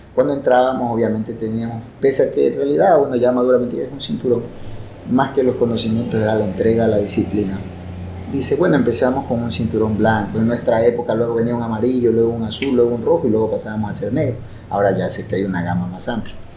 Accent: Guayaquil, Guayas, Ecuador; moved away as an adult; now in Nueva Loja, Ecuador; guayaquileño de nacimiento, obviamente, y de corazón también

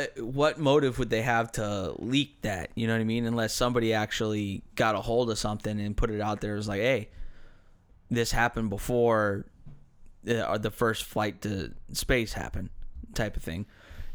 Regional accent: United States; We're American.

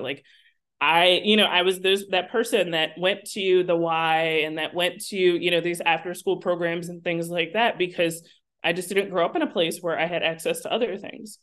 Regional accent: New Jersey, United States; I was born and raised in South Jersey, so ten minutes away is Philadelphia

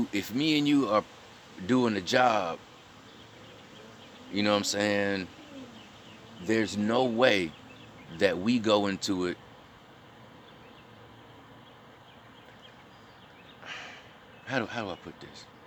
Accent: Mississippi, United States; I'm from Mississippi

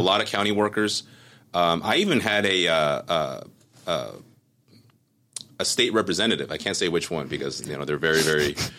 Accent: Cerritos, California, United States; also born or lived in Taiwan / Monterey Park, California; Grew up in Monterey Park, came here, uh, came to, to Cerritos actually. Grew up in Cerritos

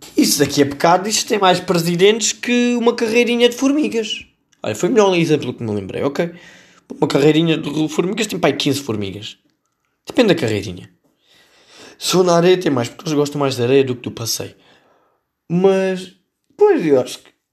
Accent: Setúbal, Portugal; esta notícia leva-nos à minha terra. Eu sou de Setúbal

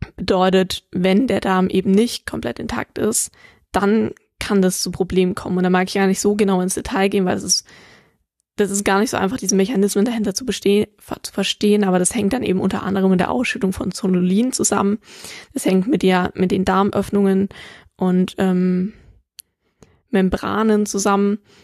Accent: Germany; hier bei uns in Deutschland

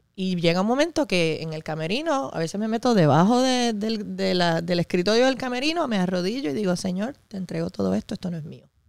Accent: Puerto Rico; also born or lived in New York City, New York, United States; me crié aquí desde los siete años

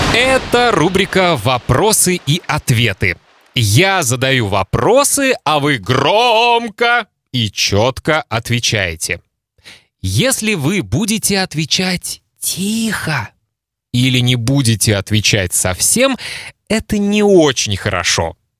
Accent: Kaliningrad, Kaliningrad Oblast, Russia; first language Russian; moved away as an adult; now in Lithuania; Мои мама и папа познакомились в России, в Калининграде. Там родился я

